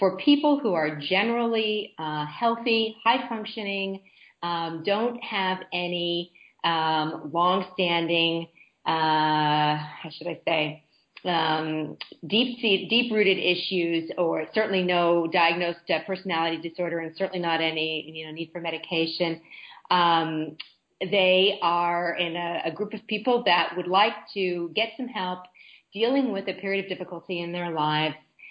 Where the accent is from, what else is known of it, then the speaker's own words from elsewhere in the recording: United States; moved away as an adult; as an American